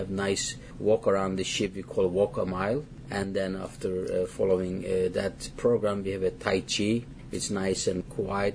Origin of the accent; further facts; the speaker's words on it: Turkey; moved away; I'm from Turkey